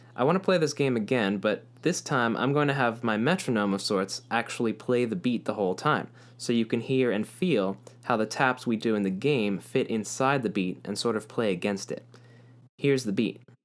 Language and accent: English; Puerto Rico; growing up in Puerto Rico